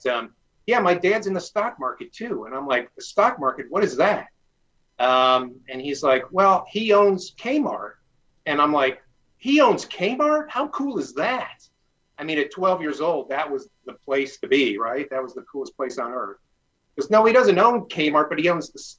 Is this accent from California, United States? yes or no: no; Detroit, Michigan, United States; I grew up in the Detroit area